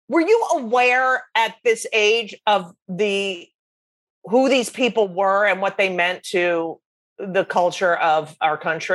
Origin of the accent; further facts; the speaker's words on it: Clark, New Jersey, United States; I grew up in New Jersey.